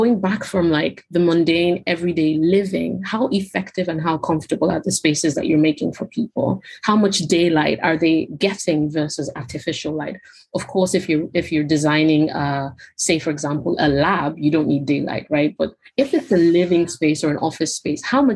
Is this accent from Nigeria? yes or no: yes; Nigeria; moved away as an adult; now in United Kingdom; So I'm Nigerian, born and bred in Nigeria. I moved to the UK when I was 18 for university